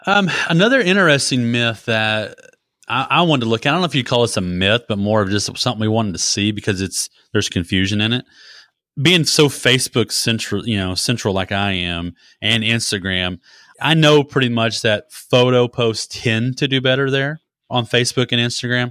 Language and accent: English; Texas, United States; as a kid growing up in Texas, we had a peach grove